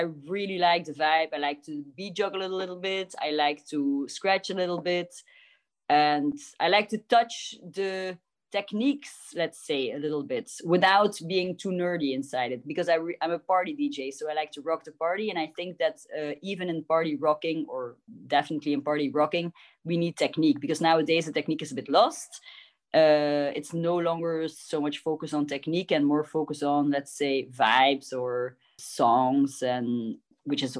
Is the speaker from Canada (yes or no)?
no; Ghent, Flanders, Belgium; moved away; also born or lived in Barcelona, Spain; I was born and raised in Ghent, Belgium